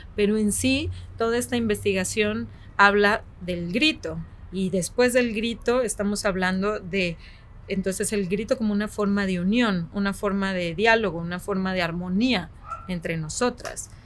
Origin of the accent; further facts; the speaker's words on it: Mexico; also born or lived in Guadalajara; soy una mujer mexicana que vive en Guadalajara